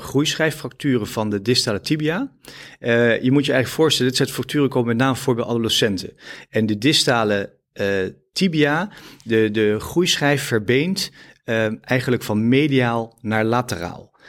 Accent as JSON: {"language": "Dutch", "town": "Epe", "region": "Gelderland", "country": "Netherlands", "tie": "born or raised there", "moved": "yes", "said": "ik ben eh, eh, opgegroeid in Epe op de Veluwe"}